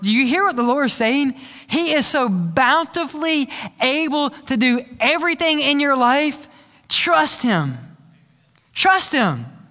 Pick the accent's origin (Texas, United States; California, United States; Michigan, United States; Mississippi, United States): Mississippi, United States; moved away; also born or lived in Louisiana; I grew up in Mississippi